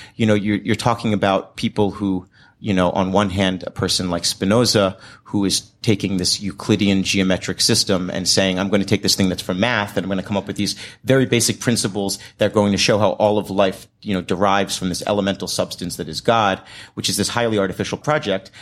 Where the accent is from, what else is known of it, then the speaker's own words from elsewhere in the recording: United States; growing up in a, in America in a gender studies generation